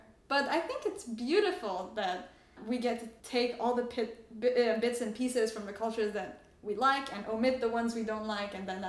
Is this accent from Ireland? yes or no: no; France; also born or lived in Canada; now in United States; I usually say I grew up in France, but I'm Iranian and I live in the US.